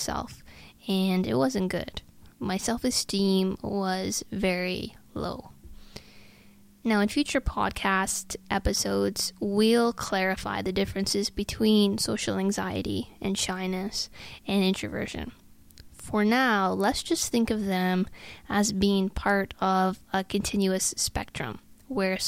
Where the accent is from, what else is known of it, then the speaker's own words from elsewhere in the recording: Sault Ste. Marie, Ontario, Canada; moved away as an adult; also born or lived in Ottawa, Canada; about an 11-hour drive from my hometown to St. Marie